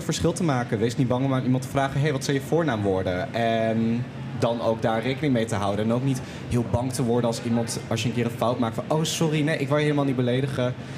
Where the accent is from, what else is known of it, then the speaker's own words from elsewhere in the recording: Twente, Overijssel, Netherlands; now in Groningen, Netherlands; Ik kom uit Twente